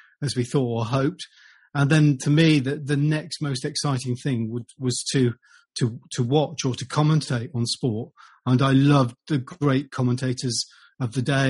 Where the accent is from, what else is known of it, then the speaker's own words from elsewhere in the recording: Derby, East Midlands, United Kingdom; I was born in Derby and I lived in Derbyshire